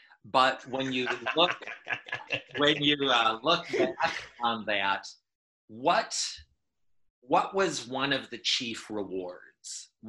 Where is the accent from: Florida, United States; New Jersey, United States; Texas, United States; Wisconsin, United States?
Wisconsin, United States; I grew up in Wisconsin